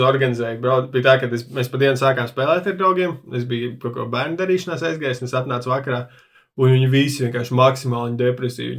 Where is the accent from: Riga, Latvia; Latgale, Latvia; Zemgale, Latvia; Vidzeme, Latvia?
Riga, Latvia; es uzaugu mikrorajonā, Juglā, kur ir diezgan daudz krievu valodīgie.